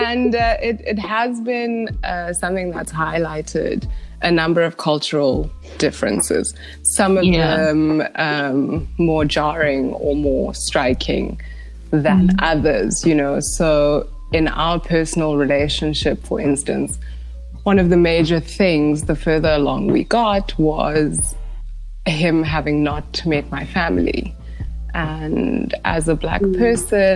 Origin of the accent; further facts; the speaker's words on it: Johannesburg, Gauteng, South Africa; I'm also from Joburg